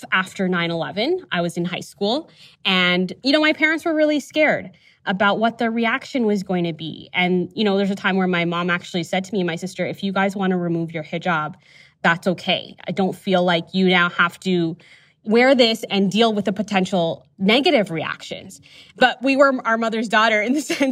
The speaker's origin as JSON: {"language": "English", "town": "Toronto", "region": "Ontario", "country": "Canada", "tie": "born or raised there", "said": "growing up in Toronto"}